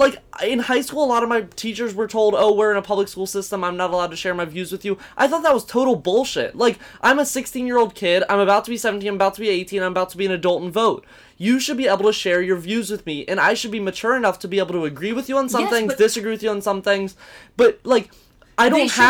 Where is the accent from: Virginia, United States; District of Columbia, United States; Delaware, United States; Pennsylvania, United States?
Virginia, United States; Virginia Beach; Like, I came from Virginia Beach, is considered like one of the third most conservative places in the world.